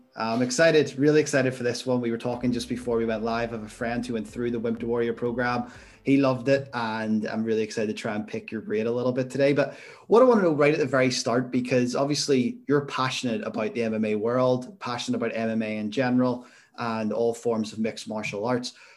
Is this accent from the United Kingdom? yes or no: yes; Belfast, Northern Ireland, United Kingdom; I'm from Belfast